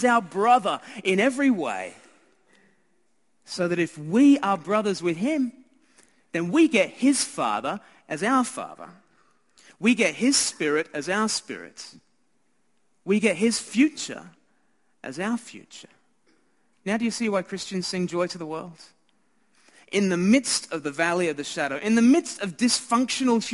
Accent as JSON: {"language": "English", "country": "Australia", "said": "I'm Australian"}